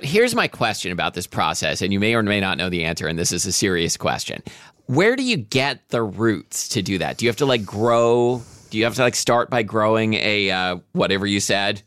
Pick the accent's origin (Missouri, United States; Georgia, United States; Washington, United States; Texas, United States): Washington, United States; we're from Washington